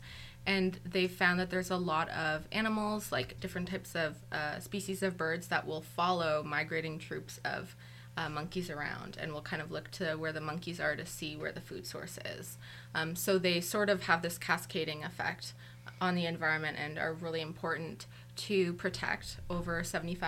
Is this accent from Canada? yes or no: yes; Toronto, Ontario, Canada; also born or lived in Guelph / Kingston; I'm originally from Toronto